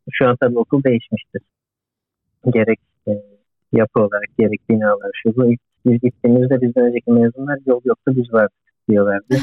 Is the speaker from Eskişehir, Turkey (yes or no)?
no; Izmir, Turkey; moved away as an adult; also born or lived in Demirci, Manisa; Soy ismim Bursa'da. Manisa Demirci doğumluyum. İzmir'de okudum. Yaklaşık 2 yaşından beri İzmir'de büyüdüm.